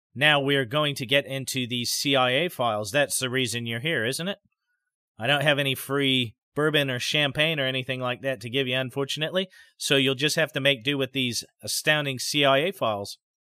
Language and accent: English; Idaho, United States; My home state of Idaho